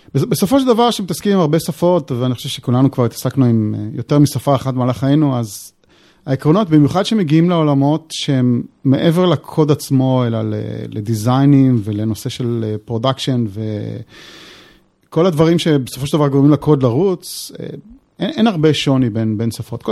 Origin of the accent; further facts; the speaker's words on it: Israel; אנחנו גם בתור ישראלים